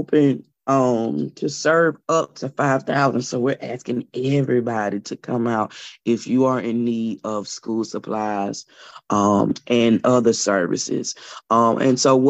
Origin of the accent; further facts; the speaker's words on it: Elberton, Georgia, United States; moved away as an adult; now in Augusta, United States; I am originally from Elberton, Georgia, with the granite capital of the world. And I moved to Augusta about 2006 as a college student